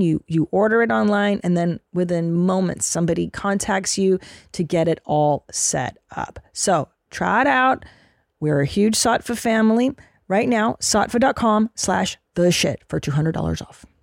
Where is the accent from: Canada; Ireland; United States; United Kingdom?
Canada; Windsor, Ontario; moved away; my parents are Hungarian, and I was born in Windsor, Ontario, across from Detroit